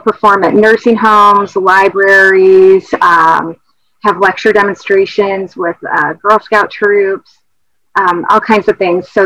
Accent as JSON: {"language": "English", "town": "Rockford", "region": "Illinois", "country": "United States", "tie": "born or raised there", "also_born_or_lived": "Erie, Pennsylvania / Milwaukee / Denver / Missouri", "moved": "as an adult", "lives_now": "Maryland, United States", "said": "I grew up in Rockford, Illinois"}